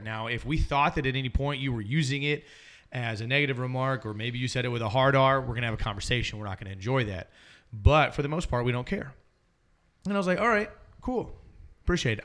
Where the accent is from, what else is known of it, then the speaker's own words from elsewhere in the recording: Alabama, United States; I was born in Alabama, and so I have family that lives there still.